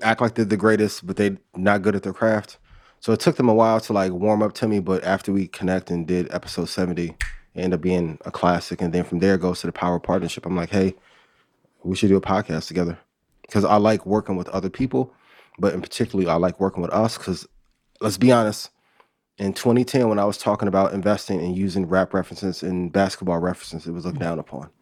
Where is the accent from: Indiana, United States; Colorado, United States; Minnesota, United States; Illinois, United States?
Indiana, United States; Northwest; I'm from Northwest Indiana. I grew up twenty minutes from Chicago